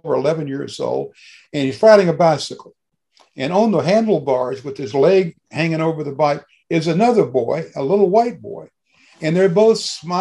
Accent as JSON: {"language": "English", "region": "Mississippi Delta", "country": "United States", "tie": "born or raised there", "moved": "as an adult", "lives_now": "Carbondale, United States", "said": "I grew up in Mississippi. I grew up in cotton country. I was from the Delta of Mississippi"}